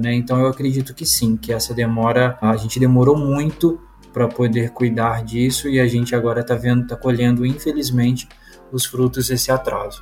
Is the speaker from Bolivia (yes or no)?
no; Juiz de Fora, Minas Gerais, Brazil; now in Alfenas, Brazil; Na minha cidade, eles nem retornaram, na cidade de origem, né? Que eu sou de Juiz de Fora